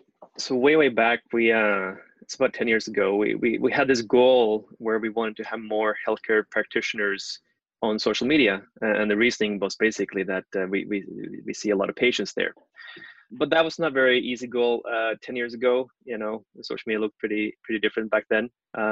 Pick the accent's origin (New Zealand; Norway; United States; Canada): Norway